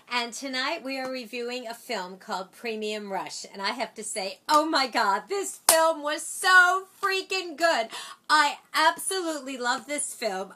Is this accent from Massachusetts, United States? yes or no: no; New York, United States; we're from New York